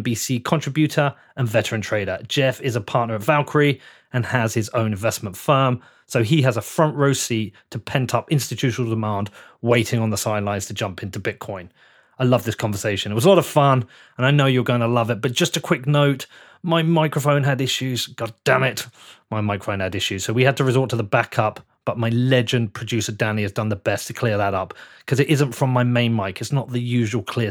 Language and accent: English; United Kingdom; the British guy